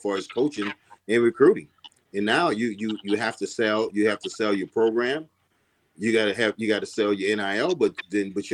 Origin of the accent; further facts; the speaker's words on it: Louisiana, United States; I'm from Louisiana